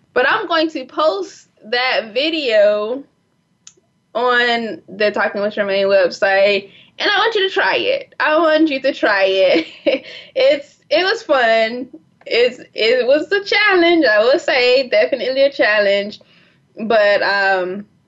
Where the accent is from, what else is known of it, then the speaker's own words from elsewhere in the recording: South Florida, United States; moved away; I'm originally from South Florida